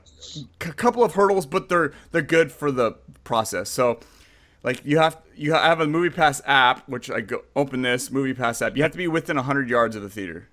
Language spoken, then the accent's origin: English; San Jose, California, United States; moved away; I grew up, I grew up in Santa Clara, San Jose.